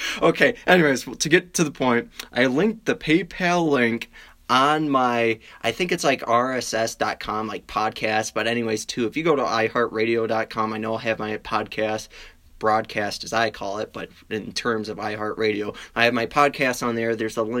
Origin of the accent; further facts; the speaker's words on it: Wisconsin, United States; I mean, I'm from Wisconsin. That's what we do. We drink.